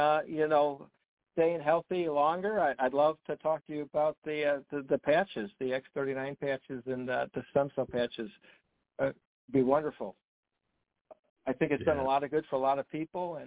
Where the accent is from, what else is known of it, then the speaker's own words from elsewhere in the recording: Chicago, Illinois, United States; moved away as an adult; now in Tampa Bay, United States; I grew up in Chicago all my life